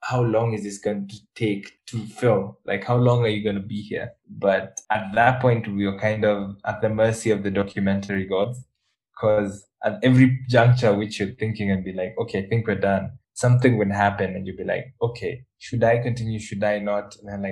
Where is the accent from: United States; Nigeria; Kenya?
Kenya; I'm a Kenyan